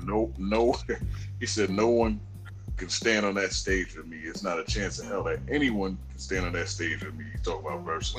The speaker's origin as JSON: {"language": "English", "town": "New York City", "region": "New York", "country": "United States", "tie": "born or raised there", "said": "when I was growing up in Queens"}